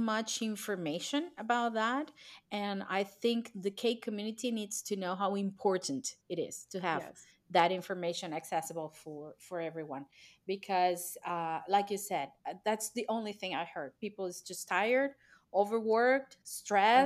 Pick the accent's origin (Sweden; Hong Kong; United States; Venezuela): Venezuela; now in Portugal; I'm not Portuguese also. I'm from Venezuela. I live here because my husband is Portuguese, and we moved from Venezuela because of political situation.